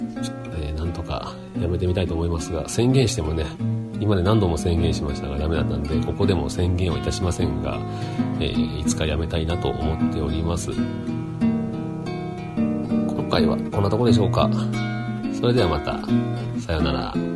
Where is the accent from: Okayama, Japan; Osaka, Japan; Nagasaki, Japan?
Okayama, Japan; also born or lived in Takamatsu, Kagawa / Tsuyama, Okayama; その後岡山市に移ってもサッカーしたんで、小学校の6年間はずっとサッカー少年でした